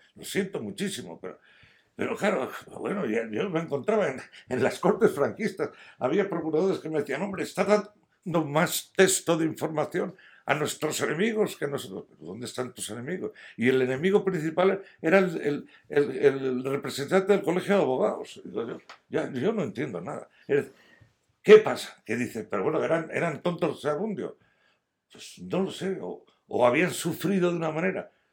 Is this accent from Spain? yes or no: yes; Madrid, Community of Madrid, Spain; moved away as an adult; also born or lived in San Sebastián, Gipuzkoa; now in Astorga, Spain; aunque he nacido en San Sebastián, Guipúzcoa, por razones bélicas, yo me siento muy madrileño